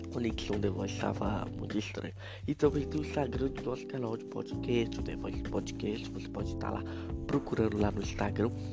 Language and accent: Portuguese; Minas Gerais, Brazil; eu sou de Minas Gerais